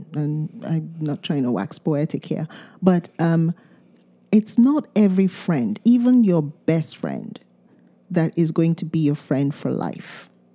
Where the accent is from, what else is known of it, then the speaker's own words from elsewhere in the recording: Nigeria; first language Yoruba; English is a second language; moved away; we speak two different Nigerian languages